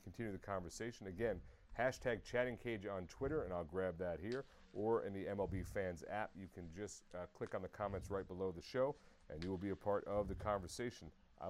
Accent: Long Island, New York, United States; born or raised there

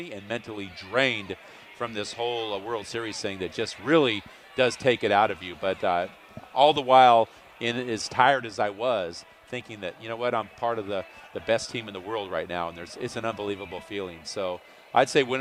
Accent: Sacramento, California, United States; I grew up on a farm outside of Sacramento

